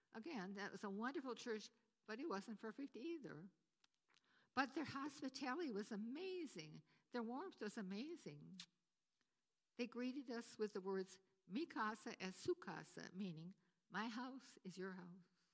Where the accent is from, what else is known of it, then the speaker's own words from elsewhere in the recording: Wisconsin, United States; moved away as an adult; also born or lived in Potsdam; where I grew up in Wisconsin